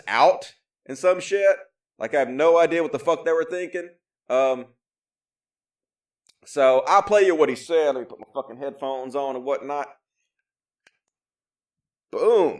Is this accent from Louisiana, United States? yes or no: no; Mississippi, United States; I was racist growing up because I grew up in Mississippi